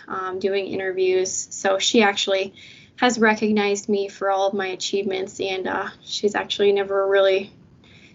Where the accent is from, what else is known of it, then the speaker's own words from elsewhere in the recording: Lansing, Michigan, United States; also born or lived in Houghton, Michigan; I'm originally from Lansing, Michigan, and currently residing here, and I attended Waverly High School